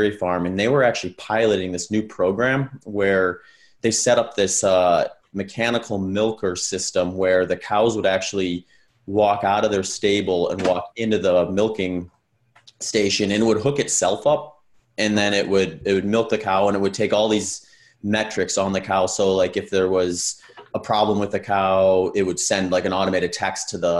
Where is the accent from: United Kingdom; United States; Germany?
United States; Wisconsin; I grew up in Wisconsin